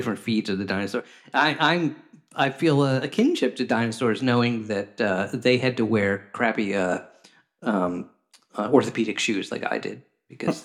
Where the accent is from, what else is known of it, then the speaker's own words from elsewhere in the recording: Washington, District of Columbia, United States; I grew up in Washington, D.C., going to the Smithsonian Natural History Museum